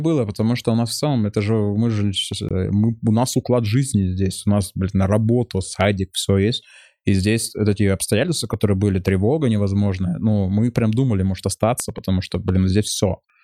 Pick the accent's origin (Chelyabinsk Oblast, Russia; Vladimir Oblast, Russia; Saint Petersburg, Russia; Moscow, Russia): Chelyabinsk Oblast, Russia; Chelyabinsk; moved away; also born or lived in Israel; у меня там какие-то еврейские корни, а я из Челябинска